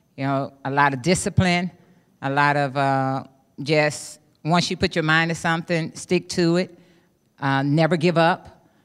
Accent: East St. Louis, Illinois, United States; I grew up in East Saint Louis, Illinois

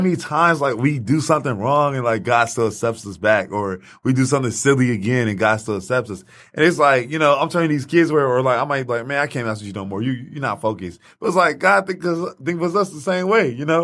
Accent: Highland Park, United States; I grew up in Highland Park

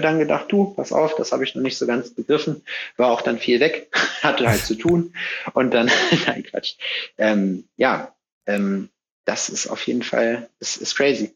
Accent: North Rhine-Westphalia, Germany; moved away as an adult; now in Jena, Germany; Ich komme aus Nordrhein-Westfalen ursprünglich.

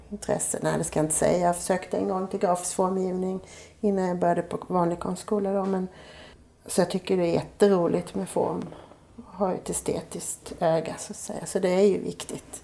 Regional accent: Gislaved, Jönköping County, Sweden; moved away; hemma i Gislaved

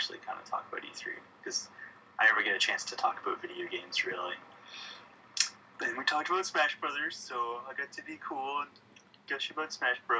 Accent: Canada; Being Canadian is awesome.

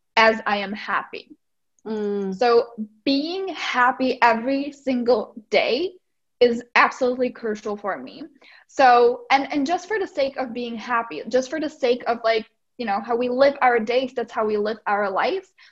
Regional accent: Czechia; English is a second language; moved away as an adult; now in United States; I'm originally from the Czech Republic. So that's why I have a little bit of an accent.

